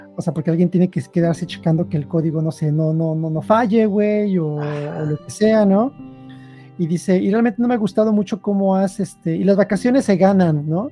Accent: Mexico; moved away as an adult; also born or lived in Sweden; now in Switzerland; como mexicano

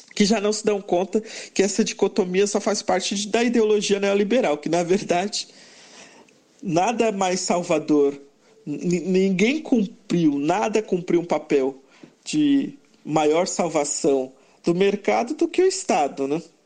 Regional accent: Brazil; nós somos brasileiros

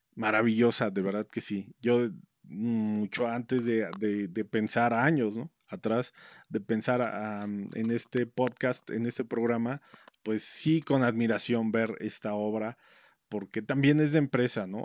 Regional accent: Mexico; nosotros como mexicanos

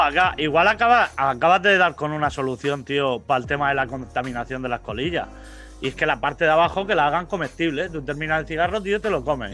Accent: Vega Baja, Valencian Community, Spain; ser de la Vega Baja es, como, como no ser de ningún sitio

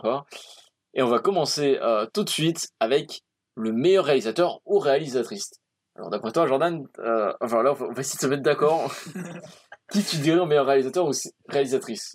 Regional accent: France; je suis français

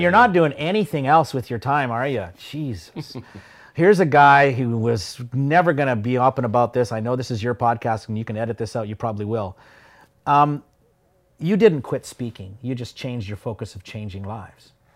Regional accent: Yorkton, Saskatchewan, Canada; growing up in Yorkton

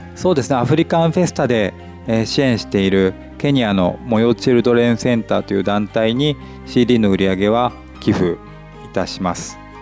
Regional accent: Nagaoka, Niigata, Japan; moved away as an adult; also born or lived in Tokyo; 長岡の白丸で生まれ育って

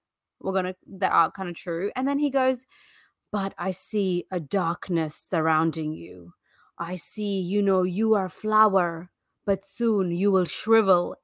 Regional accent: South India, India; I'm actually from South India too

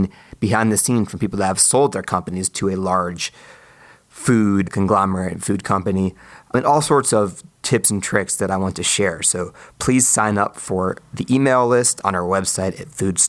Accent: Silver Spring, Maryland, United States; from my home state of Maryland in Silver Spring, where I was born

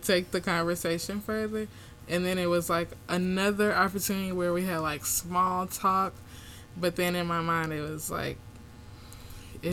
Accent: Chicago, Illinois, United States; I grew up in Chicago

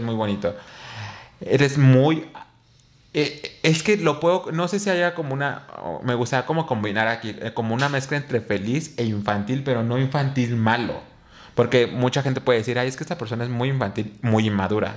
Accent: Mexico City, Mexico; en mi pueblo, o sea, en mi localidad, en Xochimilco

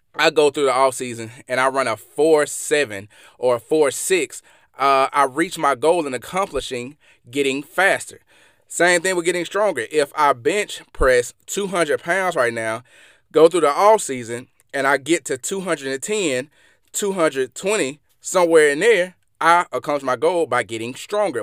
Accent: Mississippi, United States; I'm from Mississippi, and y'all probably can hear this in my accent

